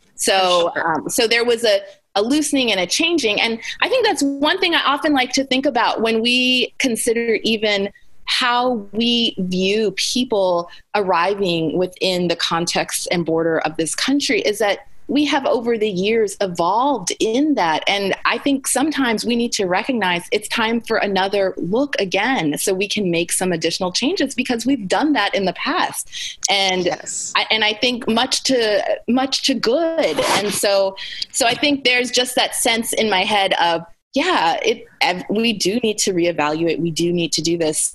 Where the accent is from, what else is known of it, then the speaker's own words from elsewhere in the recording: Anchorage, Alaska, United States; moved away as an adult; also born or lived in Cape Town, South Africa; now in Charlotte, United States; I was born and raised in Anchorage, Alaska. So I spent the first 18 years of my life, almost 18 years of my life before I went to college, living and growing up in Anchorage, Alaska.